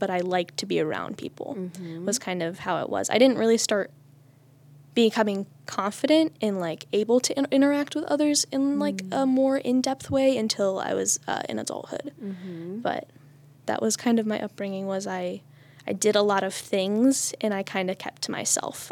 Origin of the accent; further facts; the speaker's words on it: Mogadore, Ohio, United States; I grew up in the village of Mogador, which is this little place like right outside of Akron